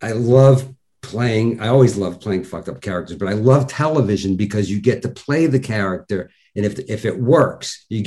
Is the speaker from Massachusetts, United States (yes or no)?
yes; Worcester, Massachusetts, United States; moved away; My cousin was a firefighter up in Worcester, Mass, in my hometown